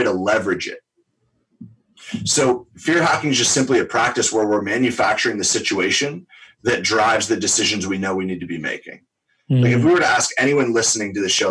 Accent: New York, United States; I'm born and raised in New York, diehard Giants fan, literally grew up in Giants Stadium

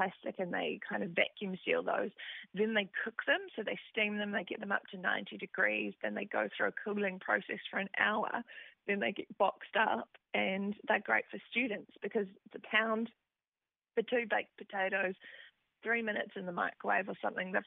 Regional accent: Aberfeldy, Manawatū-Whanganui, New Zealand; I was born at Aberfeldy in New Zealand, which is between Whanganui and Rātahi

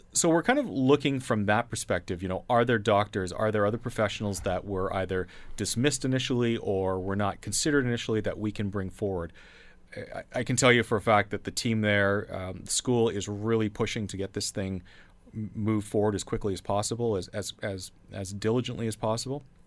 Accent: Canada

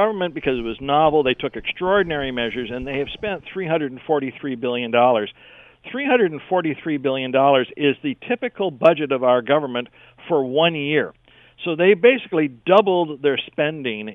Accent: Canada

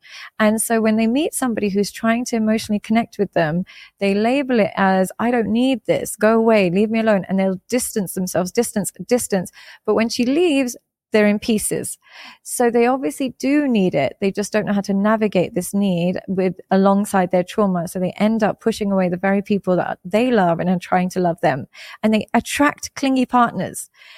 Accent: Pakistan; I am Muslim. I'm Pakistani, so we grew up Muslim.

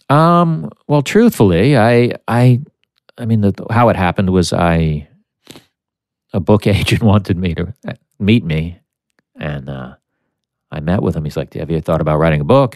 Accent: United States; I'm American.

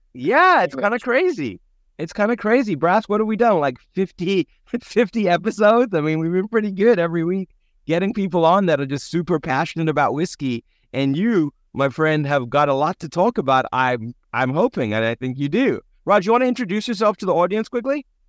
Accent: South Africa; growing up in South Africa

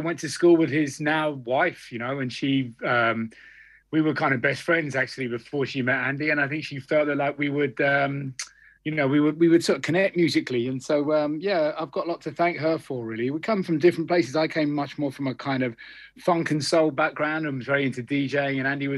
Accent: Cambridge, East of England, United Kingdom; I grew up in Cambridge

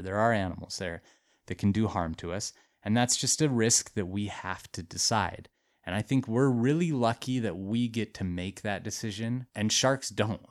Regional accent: Montana, United States; But I, like, grew up in Montana. I'm from Montana.

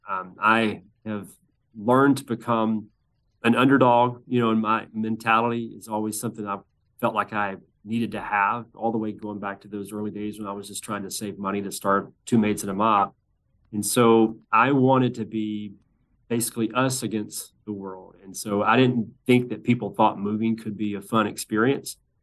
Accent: Birmingham, Alabama, United States; my hometown of Birmingham

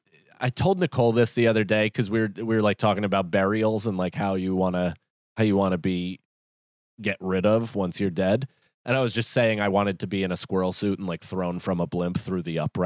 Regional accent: Northern Ireland, United Kingdom; But no, usually they I'm from Northern Ireland.

